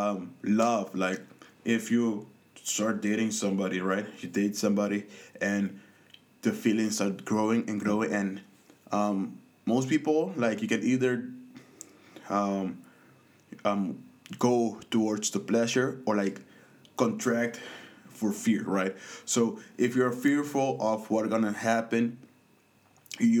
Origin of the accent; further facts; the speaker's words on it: Curaçao; I grew up in the Caribbean on a small island in Curaçao